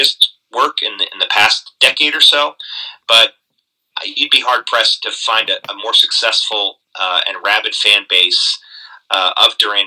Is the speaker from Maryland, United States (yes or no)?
yes; Baltimore, Maryland, United States; I grew up in Baltimore